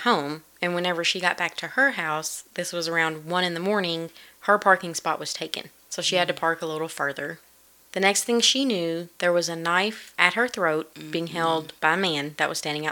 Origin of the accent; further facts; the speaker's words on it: United States; because I'm American